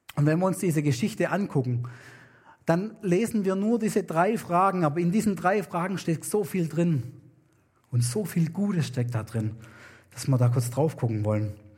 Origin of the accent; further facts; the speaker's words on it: Germany; moved away; also born or lived in New Guinea; bei uns in Deutschland